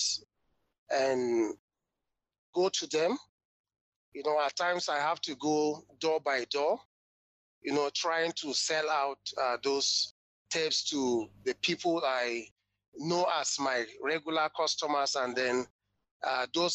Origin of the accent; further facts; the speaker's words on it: Jos, Plateau, Nigeria; I'm from Jos Plateau State, North Central Nigeria, West Africa